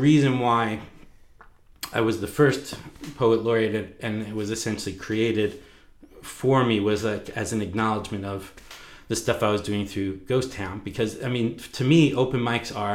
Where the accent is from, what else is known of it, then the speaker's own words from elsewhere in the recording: Long Island, New York, United States; now in Vancouver, United States; I'm from Long Island